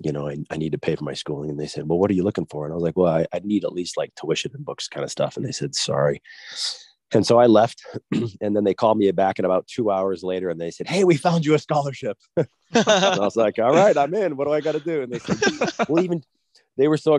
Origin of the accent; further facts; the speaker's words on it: East Coast, United States; moved away as an adult; I'm an athlete from the East Coast.